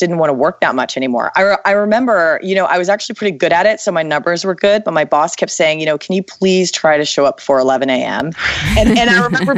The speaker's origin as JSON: {"language": "English", "town": "Washington", "region": "District of Columbia", "country": "United States", "tie": "born or raised there", "moved": "yes", "lives_now": "San Francisco, United States", "said": "I grew up in DC."}